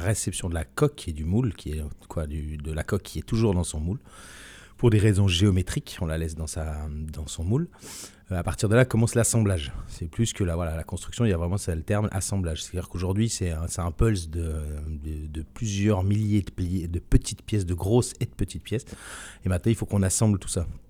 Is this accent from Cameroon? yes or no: no; Switzerland; moved away as an adult; now in France; je suis suisse de, de nationalité. J'ai vécu toute mon enfance en Suisse